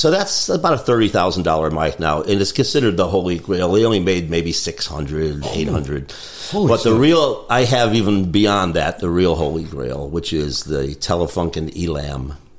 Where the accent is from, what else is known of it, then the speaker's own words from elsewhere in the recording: Middletown, Connecticut, United States; now in Nashville, United States; I grew up in Middletown, Connecticut. Small little town. We have Wesleyan College.